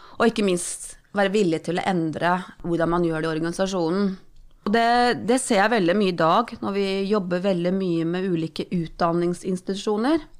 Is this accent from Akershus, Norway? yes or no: yes; Romerike, Akershus, Norway; jeg er oppvokst på Romerike. Tjukkeste Romerike